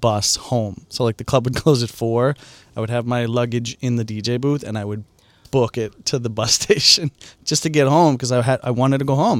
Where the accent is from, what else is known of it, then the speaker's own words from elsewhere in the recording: Long Island, New York, United States; I grew up in Long Island.